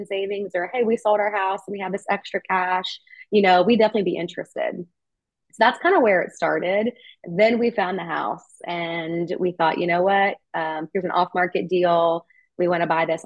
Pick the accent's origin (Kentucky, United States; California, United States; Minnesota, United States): Kentucky, United States; now in Nashville, United States; I'm from Kentucky originally, not far from here.